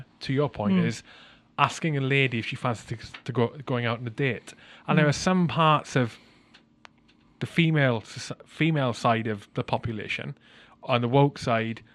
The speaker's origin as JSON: {"language": "English", "region": "Wales", "country": "United Kingdom", "tie": "born or raised there", "said": "growing up in Wales"}